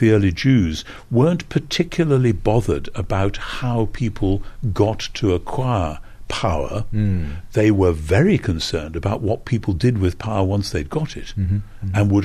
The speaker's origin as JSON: {"language": "English", "country": "United Kingdom", "said": "as a Brit"}